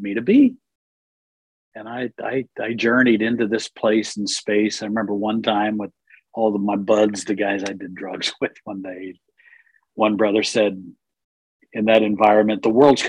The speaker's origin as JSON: {"language": "English", "town": "Reading", "region": "Pennsylvania", "country": "United States", "tie": "born or raised there", "also_born_or_lived": "Asia", "moved": "as an adult", "said": "I grew up in just outside of Philly, a city called Reading"}